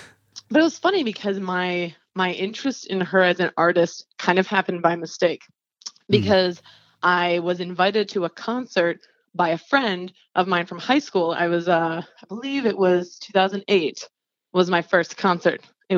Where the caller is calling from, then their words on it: Atlanta, Georgia, United States; I'm calling from Atlanta, Georgia, actually.